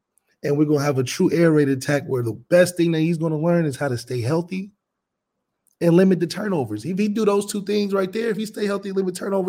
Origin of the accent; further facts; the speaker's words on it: Dayton, Ohio, United States; we're from Dayton